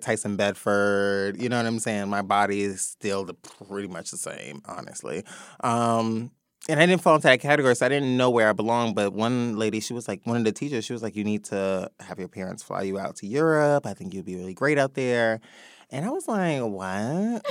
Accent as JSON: {"language": "English", "town": "New York City", "region": "New York", "country": "United States", "tie": "born or raised there", "also_born_or_lived": "Atlanta", "said": "born and raised in the Bronx"}